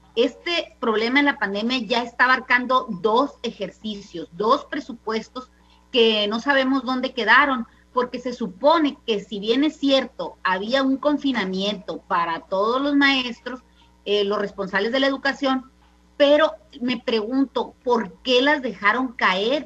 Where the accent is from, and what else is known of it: Mexico